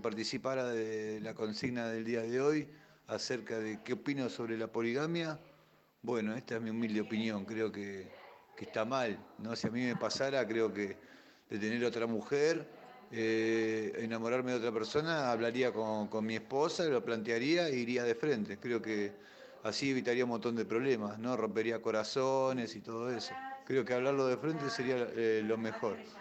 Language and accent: Spanish; Moreno, Buenos Aires Province, Argentina; soy de Moreno